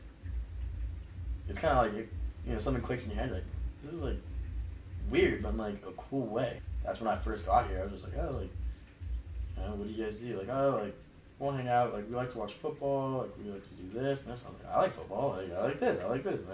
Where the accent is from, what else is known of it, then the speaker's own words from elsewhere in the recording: San Jose, California, United States; I'm from San Jose